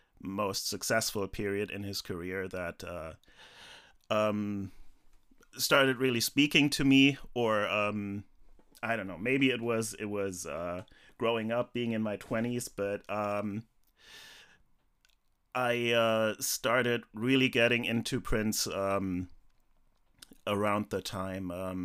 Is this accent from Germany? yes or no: yes; Germany; born there; So, I was born in West Germany in 79, so a year after this came out.